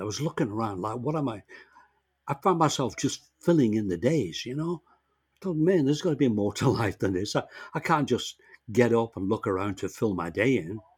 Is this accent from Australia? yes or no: no; England, United Kingdom; moved away as an adult; now in Canada; I came to Canada when I was 19 from England by myself